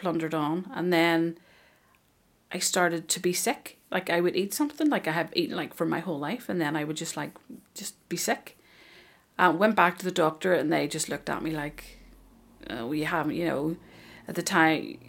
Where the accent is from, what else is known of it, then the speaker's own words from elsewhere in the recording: Ireland; I'm Irish